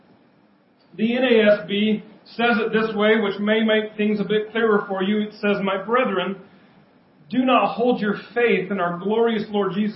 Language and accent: English; United States; I grew up in Kamiak